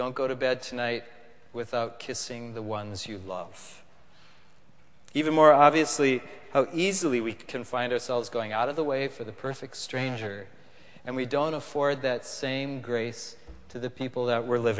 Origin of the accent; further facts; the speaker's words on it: Minnesota, United States; moved away as an adult; now in Connecticut, United States; I come from Minnesota